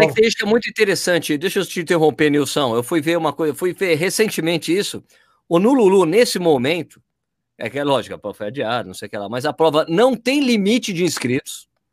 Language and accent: Portuguese; Brazil; Sou do Brasil.